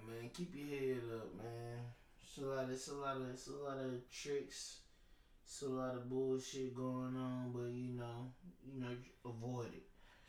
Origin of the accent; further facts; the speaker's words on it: Houston, Texas, United States; I'm from Houston.